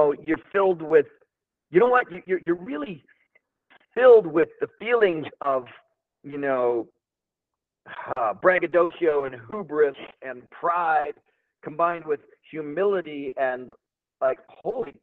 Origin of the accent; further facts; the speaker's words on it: Toronto, Ontario, Canada; I'm just a Canadian dude from the west end of Toronto. You know, grew up in the 70s